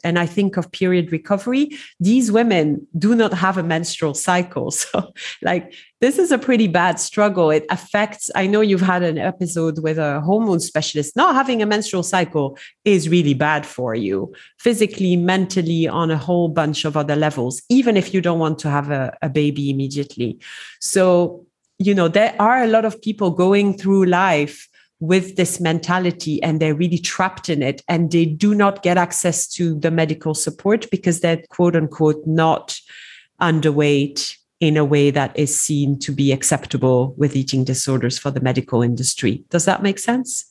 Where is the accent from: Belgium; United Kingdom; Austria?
Belgium; moved away as an adult; now in Dubai, United Arab Emirates; I'm originally from Belgium, uh, so I speak French and English fluently